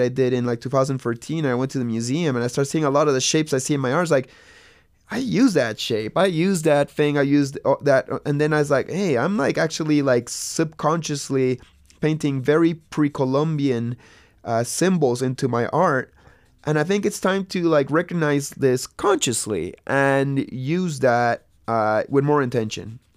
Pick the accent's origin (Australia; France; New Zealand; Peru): Peru; Lima; moved away; also born or lived in Santa Cruz; I grew up in Lima, Peru